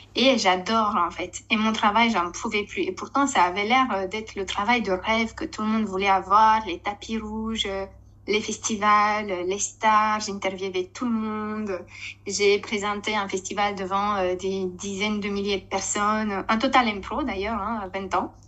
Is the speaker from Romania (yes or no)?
yes; Romania; French is a second language; moved away as an adult; now in Essonne, France; je suis née et j'ai grandi en Roumanie jusqu'à mes 21 ans